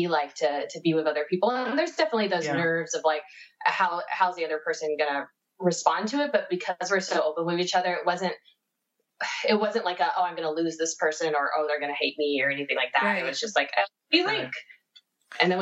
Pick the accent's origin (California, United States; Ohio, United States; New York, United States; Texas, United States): Texas, United States; Because I'm from Texas.